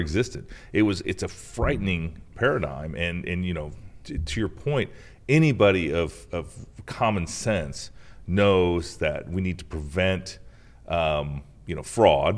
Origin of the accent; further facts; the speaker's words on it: Iowa, United States; my home state of Iowa